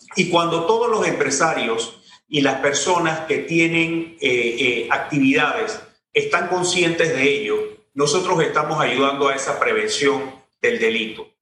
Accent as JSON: {"language": "Spanish", "town": "Tolé", "region": "Ngäbe-Buglé Comarca", "country": "Panama", "said": "soy de Tolé."}